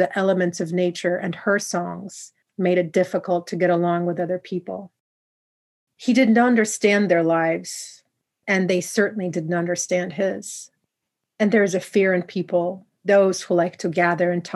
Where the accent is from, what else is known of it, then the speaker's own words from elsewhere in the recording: Poland; where I come from Poland